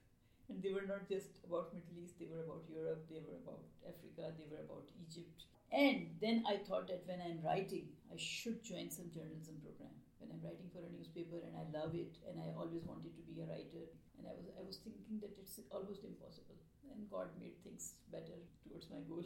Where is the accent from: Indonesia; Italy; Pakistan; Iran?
Pakistan; moved away as an adult; now in Canada; I am from Pakistan. I arrived here three years back